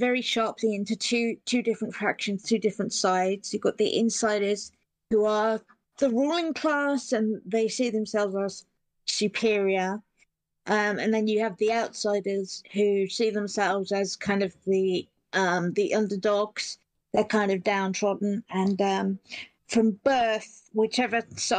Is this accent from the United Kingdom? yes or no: yes; Petersfield, South East England, United Kingdom; I'm from Petersfield, which is a town near Portsmouth in England.